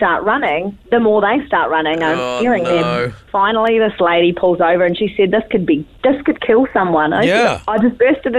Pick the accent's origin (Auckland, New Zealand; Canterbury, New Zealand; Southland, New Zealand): Southland, New Zealand; Invercargill; I'm from Invercargill.